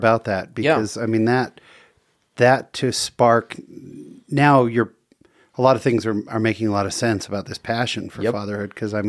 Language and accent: English; San Jose, California, United States; I'm from San Jose. I'm a San Jose native myself.